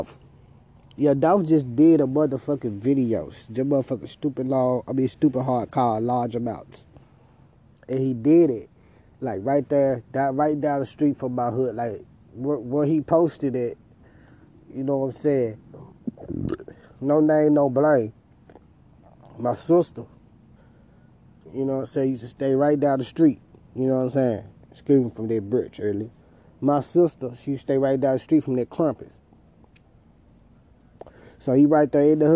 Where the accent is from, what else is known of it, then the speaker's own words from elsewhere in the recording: Memphis, Tennessee, United States; Let me take it back to my hometown, man. I want to go back to Memphis for a minute.